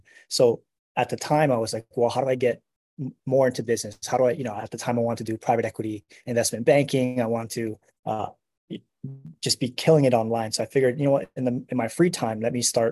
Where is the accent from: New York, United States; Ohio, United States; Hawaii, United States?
Hawaii, United States; moved away as an adult; born and raised in Hawaii, and I joined the military when I was 18.